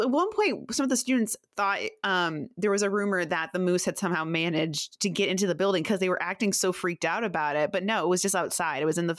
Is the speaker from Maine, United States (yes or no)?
yes; Maine, United States; And like my school, I grew up in Central Maine. So like my school was like 99.9% white.